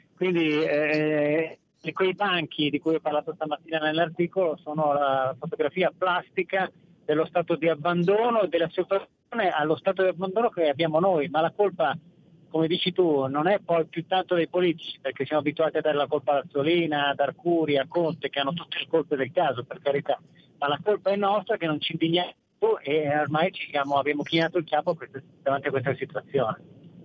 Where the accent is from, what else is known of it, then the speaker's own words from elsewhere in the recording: Verona, Veneto, Italy; io sono veneto anch'io di Verona